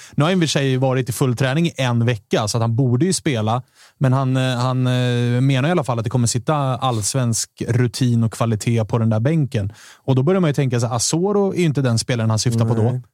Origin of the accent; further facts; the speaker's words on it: Stockholm, Stockholm County, Sweden; vi stockholmare